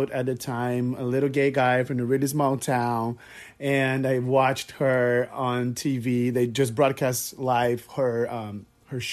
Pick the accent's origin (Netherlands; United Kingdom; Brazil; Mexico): Brazil; English is a second language; moved away as an adult; now in Miami Beach, United States; I am originally from Brazil, if you guys were wondering where my accent is from. I live in Miami Beach, Florida